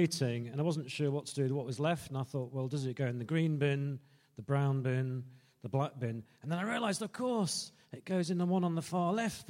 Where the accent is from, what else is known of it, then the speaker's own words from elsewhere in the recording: Scarborough, Yorkshire and the Humber, United Kingdom; now in Fife, United Kingdom; I'm from Scarborough, but I live in Fife in Scotland.